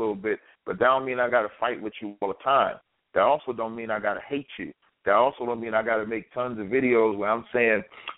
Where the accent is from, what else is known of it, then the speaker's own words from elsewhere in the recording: Jersey City, New Jersey, United States; I'm from Jersey City